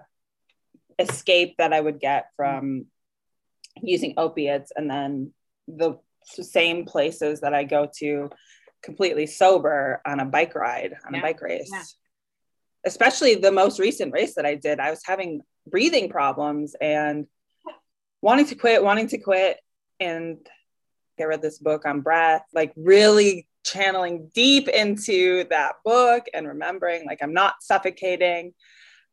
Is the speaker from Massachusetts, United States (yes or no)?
no; Wisconsin, United States; moved away as an adult; also born or lived in Bozeman, Montana / Tucson, Arizona; This is where I grew up. I grew up in Wisconsin